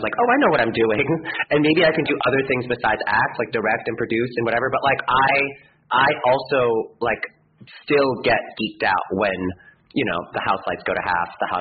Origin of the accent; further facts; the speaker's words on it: New York City, New York, United States; I grew up in New York